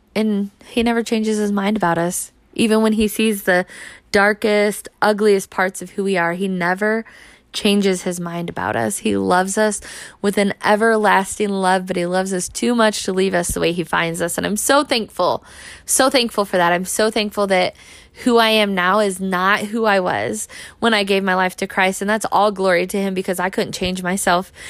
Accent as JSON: {"language": "English", "country": "United States", "said": "the American church"}